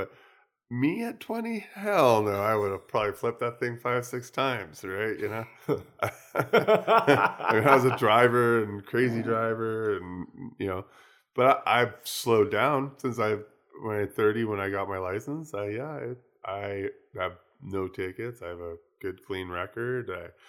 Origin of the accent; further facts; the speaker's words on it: United States; moved away as an adult; now in Vancouver, California, United States; I came from the States and I came from a small town with nobody there. And, you know, traffic was basically non-existent.